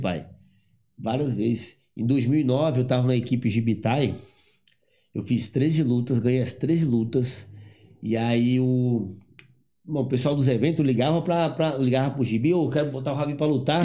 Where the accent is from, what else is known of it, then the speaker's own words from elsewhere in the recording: Eunápolis, Bahia, Brazil; moved away; eu sou baiano